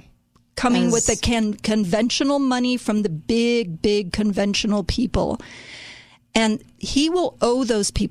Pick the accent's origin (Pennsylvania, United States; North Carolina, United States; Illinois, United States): Illinois, United States; Chicago; moved away; also born or lived in New Jersey; I grew up in Chicago